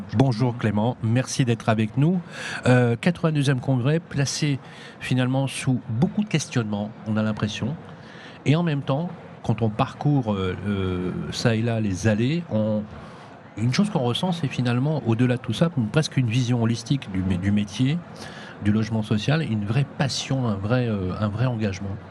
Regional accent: Lyon, Auvergne-Rhône-Alpes, France; je suis lyonnais

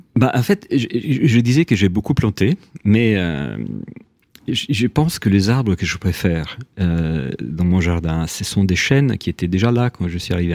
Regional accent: Rome, Lazio, Italy; French is a second language; now in France; quand j'étais gamin à Rome

